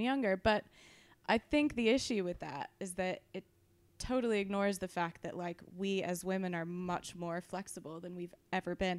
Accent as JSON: {"language": "English", "region": "California", "country": "United States", "said": "I'm from California."}